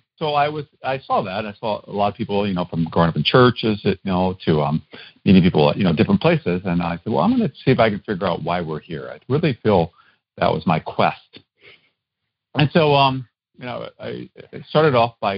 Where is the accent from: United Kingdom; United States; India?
United States; Iowa; I grew up in Iowa. That's where I'm originally from